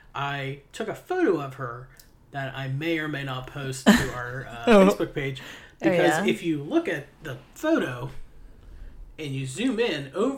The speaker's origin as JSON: {"language": "English", "region": "Appalachia", "country": "United States", "said": "I'm straight Appalachian."}